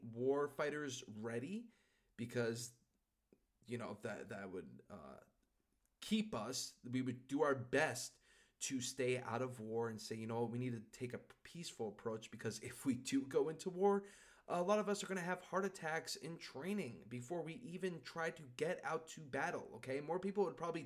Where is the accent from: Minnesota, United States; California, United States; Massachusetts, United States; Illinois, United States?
Massachusetts, United States; I'm from Massachusetts